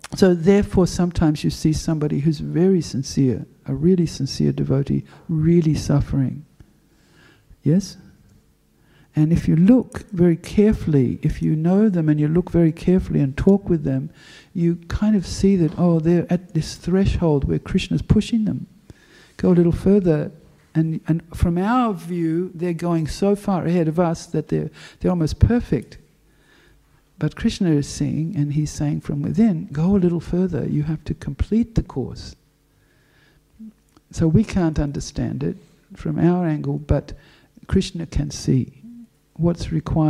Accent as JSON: {"language": "English", "region": "Western Australia", "country": "Australia", "moved": "yes", "lives_now": "Melbourne, Australia", "said": "I'm from Western Australia"}